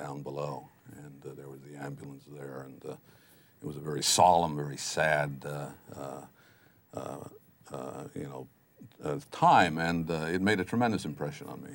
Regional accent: Wilkes-Barre, Pennsylvania, United States; I spent most of my time growing up in Wilkes-Barre

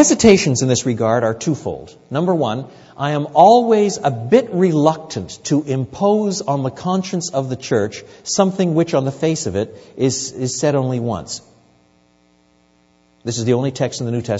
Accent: Quebec, Canada; I was brought up in French Canada

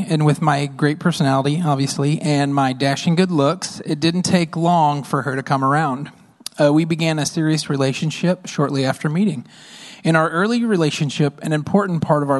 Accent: Oklahoma, United States; I grew up in Oklahoma

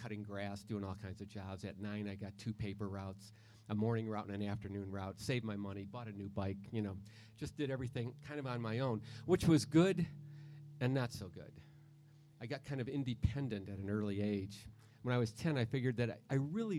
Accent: Detroit, Michigan, United States; I was brought up in Catholic, brought up in Detroit, born in 1949 to Christian parents

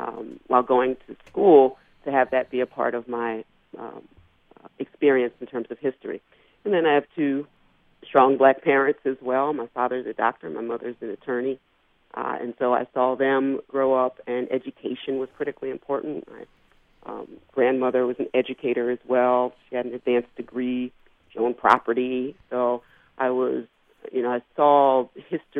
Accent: Philadelphia, Pennsylvania, United States; I grew up in Philadelphia

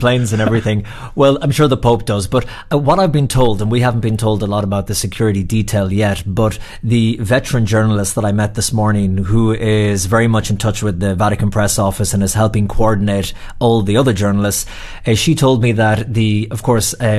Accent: Ireland; moved away; also born or lived in New York; I'm Irish

